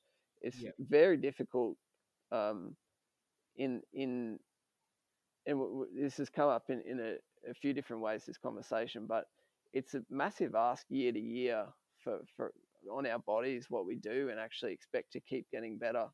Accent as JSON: {"language": "English", "country": "Australia", "said": "as an Aussie"}